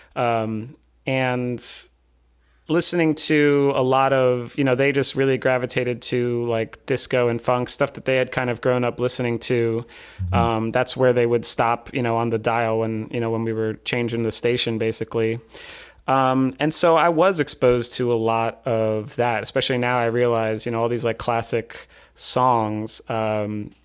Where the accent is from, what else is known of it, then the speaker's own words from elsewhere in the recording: Long Island, New York, United States; moved away as an adult; also born or lived in Pennsylvania; now in California, United States; I'm from Long Island, and I went to school out in Pennsylvania